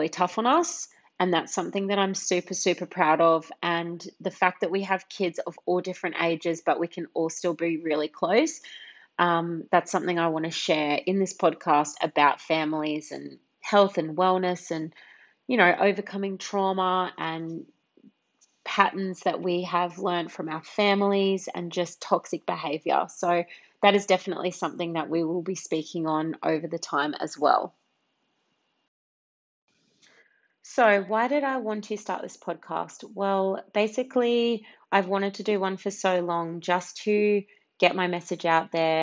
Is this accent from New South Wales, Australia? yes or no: no; Brisbane, Queensland, Australia; also born or lived in Hervey Bay; I was born in Brisbane, and I was raised here in Brisbane, and then also up in Hervey Bay.